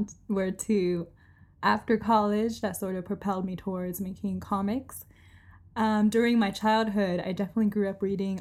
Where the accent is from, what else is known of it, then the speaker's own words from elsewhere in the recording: Orange County, California, United States; now in Los Angeles, United States; I grew up in Orange County, but I went to school in UCLA